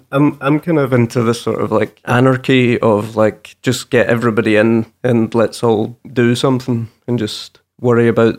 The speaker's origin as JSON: {"language": "English", "town": "Morecambe", "region": "North West England", "country": "United Kingdom", "tie": "born or raised there", "said": "We grew up in Morecambe."}